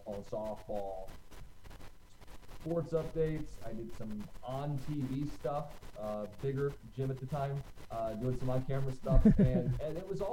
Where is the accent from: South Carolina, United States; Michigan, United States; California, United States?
Michigan, United States; Livonia; I'm from the east side of the state, Livonia, a suburb of Detroit. Grew up there and spent like my entire youth there.